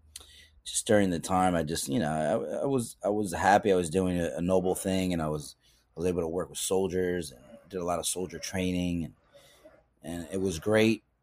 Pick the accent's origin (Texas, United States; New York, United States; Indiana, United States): New York, United States; Yonkers; growing up in New York and in Yonkers in particular